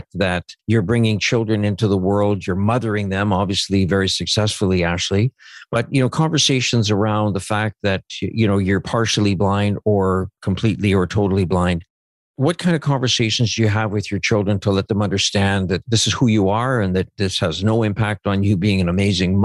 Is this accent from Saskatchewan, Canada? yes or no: yes; Saskatchewan, Canada; I grew up in Punishai, Saskatchewan.